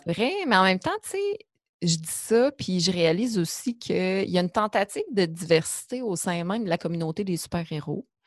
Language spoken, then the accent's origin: French; Abitibi, Quebec, Canada; moved away as an adult; also born or lived in Montreal; j'ai grandi en Abitibi